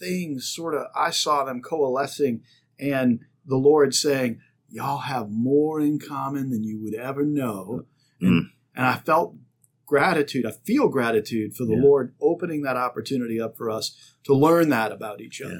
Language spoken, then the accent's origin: English; New Orleans, Louisiana, United States; growing up in New Orleans